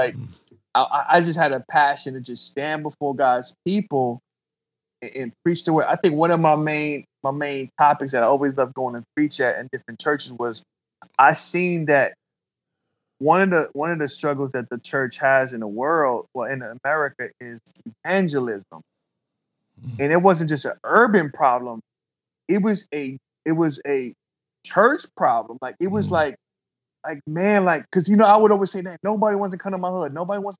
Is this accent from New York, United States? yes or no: yes; New York, United States; you know, growing up in New York, I heard that statement, like, yo, I'm about to hug the block.